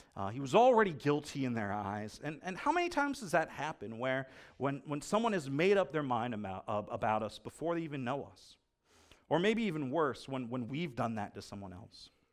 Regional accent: United States; I'm an American

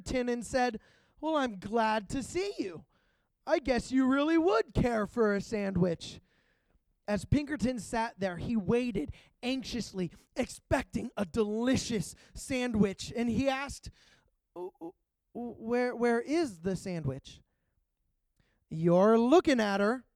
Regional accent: Pittsburgh, Pennsylvania, United States; moved away; also born or lived in Georgia; I'm originally from Pittsburgh, Pennsylvania

